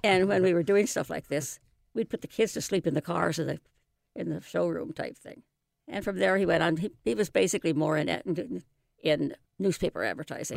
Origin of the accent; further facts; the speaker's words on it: Seattle, Washington, United States; also born or lived in New England; I was born and raised in West Seattle